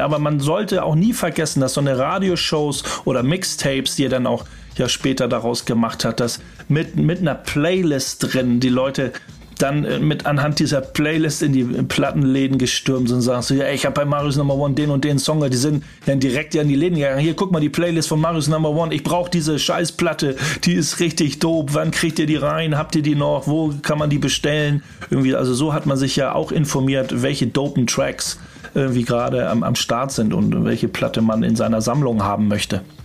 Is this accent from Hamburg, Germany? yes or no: yes; Hamburg, Germany; wir kommen aus Hamburg